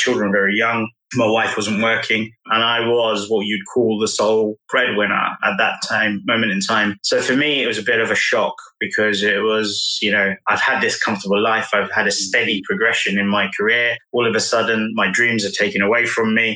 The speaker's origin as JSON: {"language": "English", "region": "London", "country": "United Kingdom", "tie": "born or raised there", "said": "born and bred in London"}